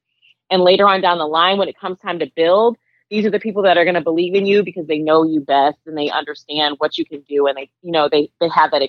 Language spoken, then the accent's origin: English; Boston, Massachusetts, United States; also born or lived in Alabama, United States / Georgia, United States; I was born in Alabama. My mom and I moved to Boston when she was pursuing her PhD. When she and my stepdad married, we moved to Georgia. And eventually they moved back to Boston.